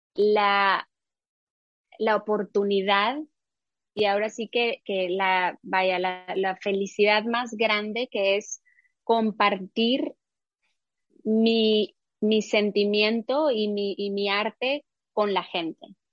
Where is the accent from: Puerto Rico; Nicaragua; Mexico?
Mexico; moved away as an adult; a mi país